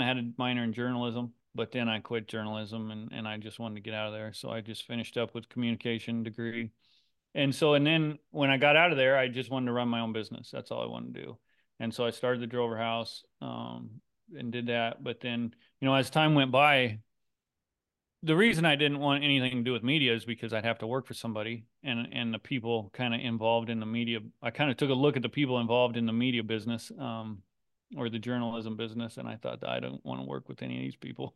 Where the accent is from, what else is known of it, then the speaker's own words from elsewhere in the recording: Griswold, Iowa, United States; Griswold, Iowa is the town I grew up